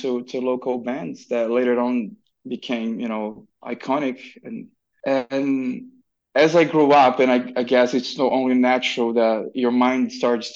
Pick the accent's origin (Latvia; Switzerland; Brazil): Brazil; Brasilia, Federal District; moved away; from Brasilia, my hometown